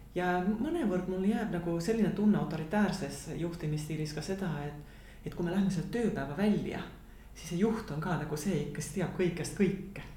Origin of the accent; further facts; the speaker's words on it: Tallinn, Harju County, Estonia; moved away as an adult; also born or lived in Tapa / Rakvere; now in Finland; ma olen sündinud Tapal mm -hmm. ja paar esimest eluaastat elanud Rakveres, aga eh, ja siis me kolisime Tallinnasse